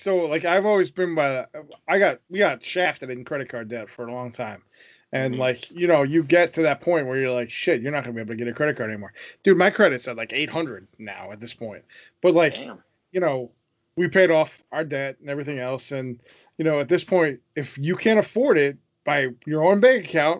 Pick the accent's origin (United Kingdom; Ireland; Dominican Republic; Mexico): Ireland; I mean, I love potatoes, but I'm also an Irishman, so I mean, it happens that way.